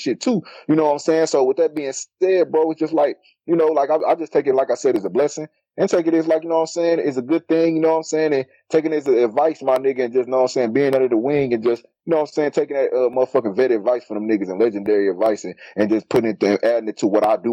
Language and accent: English; Milwaukee, Wisconsin, United States